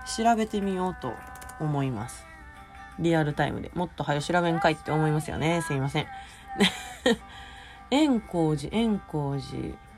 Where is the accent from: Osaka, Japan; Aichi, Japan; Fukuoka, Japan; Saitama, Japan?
Osaka, Japan; 私 大阪のね埋め立て地出身なのでもう平らなんですよ